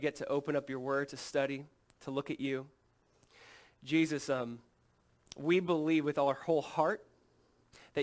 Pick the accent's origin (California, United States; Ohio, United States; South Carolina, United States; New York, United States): California, United States; Southern; moved away; my wife and I grew up in Southern California